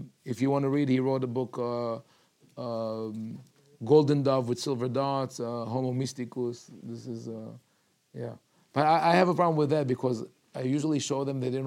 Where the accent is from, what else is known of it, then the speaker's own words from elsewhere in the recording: Jerusalem, Jerusalem District, Israel; moved away; I was born in Yerushalayim, and when I was a kid, there was one reform synagogue